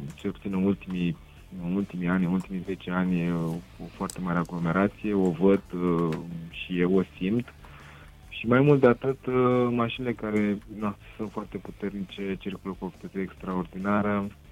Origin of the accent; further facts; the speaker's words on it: Râmnicu Sărat, Buzău County, Romania; sunt din Râmnicu Sărat